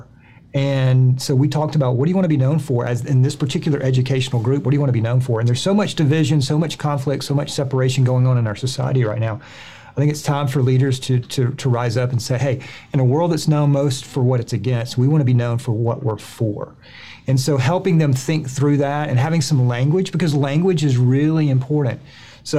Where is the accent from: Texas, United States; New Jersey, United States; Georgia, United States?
Georgia, United States; So I grew up in Georgia, went to a school here in Georgia